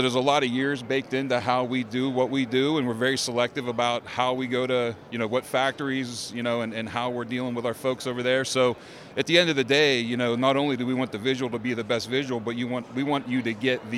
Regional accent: outside of Pittsburgh, Pennsylvania, United States; I'm a Pennsylvania guy. I grew up outside of Pittsburgh

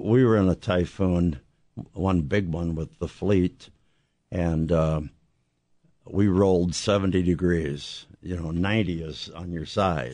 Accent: southern Illinois, United States; I was, uh, living in southern Illinois, and, um, I was on a farm

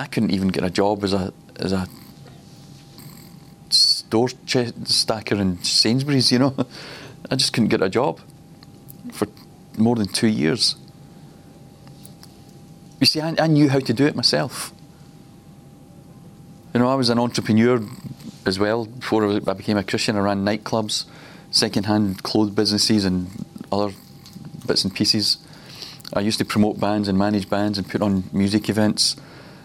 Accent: Glasgow, Scotland, United Kingdom; I grew up in Glasgow.

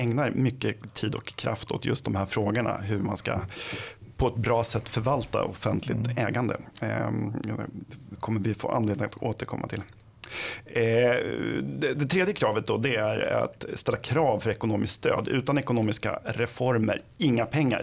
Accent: Flen, Södermanland, Sweden; jag kommer själv från Flen

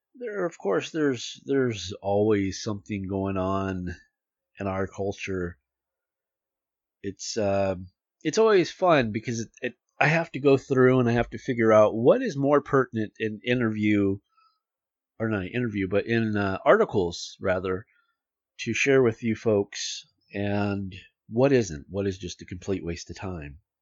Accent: United States; as an American

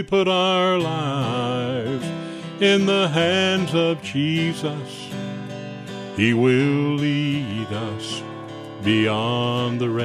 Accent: Pinson, Tennessee, United States; also born or lived in Humboldt, Tennessee; I was born in Humboldt up in Gibson County, but I spent most of my life in the Pinson area south of Jackson.

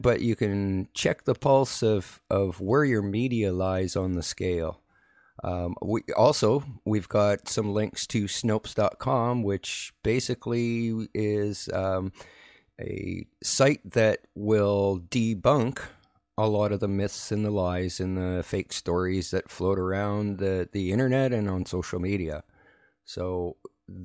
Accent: Saskatchewan, Canada; moved away; I'm Canadian. I don't know that stuff. And I'm from Saskatchewan originally

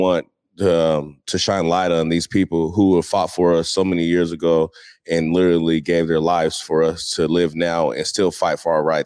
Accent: Seattle, Washington, United States; growing up in Seattle was more a family-oriented thing

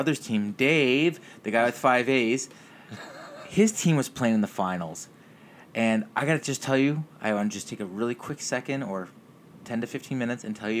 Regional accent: Mississauga, Ontario, Canada; we're from Mississauga.

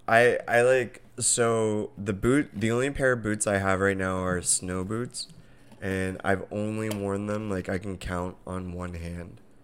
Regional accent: Southern California, United States; moved away; we're originally from Southern California

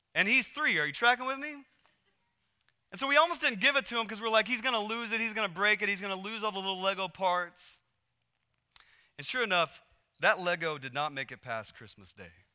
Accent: Texas, United States; moved away as an adult; also born or lived in Portland, Oregon; we moved from Texas to Portland, Oregon, and we had grown up in Texas our whole lives

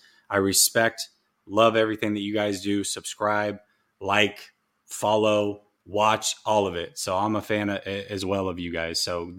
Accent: the Northwest, Pacific Northwest, United States; I'm from the Northwest.

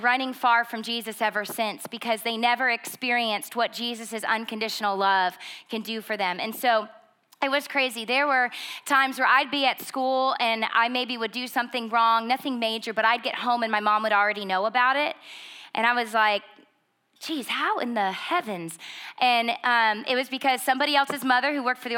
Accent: Schroon Lake, New York, United States; we grew up in Scroon Lake, New York. It's about 2,500 people

